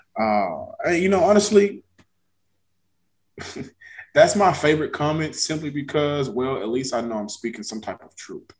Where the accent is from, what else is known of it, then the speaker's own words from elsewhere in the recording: Texas, United States; I'm from Texas